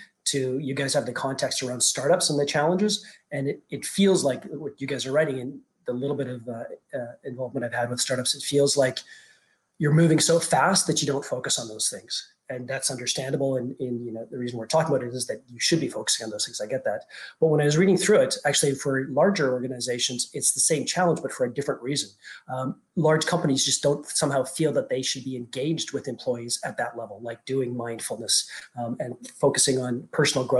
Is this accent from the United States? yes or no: no; Canada; moved away as an adult; also born or lived in Europe / France; now in Dubai, United Arab Emirates; I'm Canadian